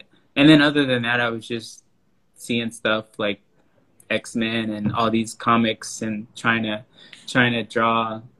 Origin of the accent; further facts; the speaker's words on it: Houston, Texas, United States; Houston, Texas.